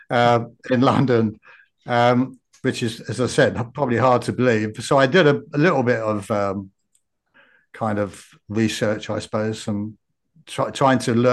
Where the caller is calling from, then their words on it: Brisbane, Queensland, Australia; also born or lived in Japan; I'm at Brisbane, uh-huh. Australia.